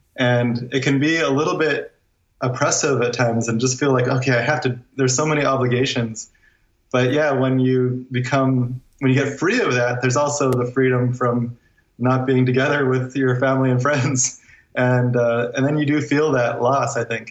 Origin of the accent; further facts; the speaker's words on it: Guam; moved away as an adult; now in Northern California, United States; we we're from Guam and we left Guam in 2010.